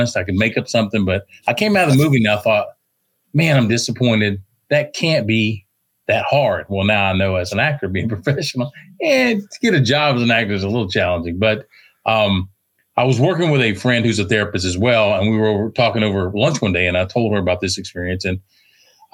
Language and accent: English; Texas, United States; accent: twang; also born or lived in Virginia; I was born in Virginia, raised in Texas. So you're probably going to hear a twang to my voice, which I'll never relinquish